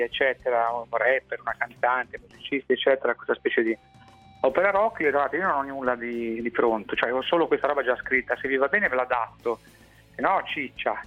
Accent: Liguria, Italy; da Tirchio, da Oma, da Ligure, da Pelandrone

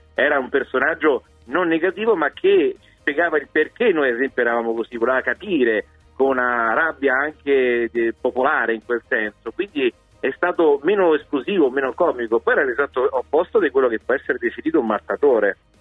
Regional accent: Rome, Lazio, Italy; da romano

